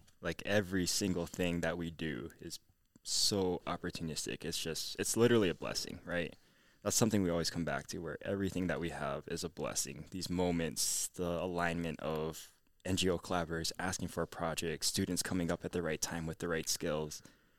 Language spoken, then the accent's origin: English; Hawaii, United States; And I said, oh, hi … I'm from Oahu, another island.